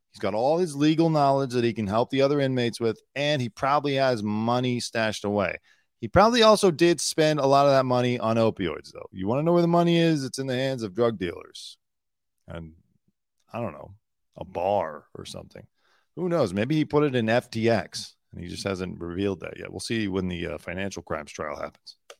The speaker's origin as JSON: {"language": "English", "region": "California", "country": "United States", "also_born_or_lived": "Pacific Palisades, California", "said": "I'm not from the South. I'm from California. I lived in the South briefly"}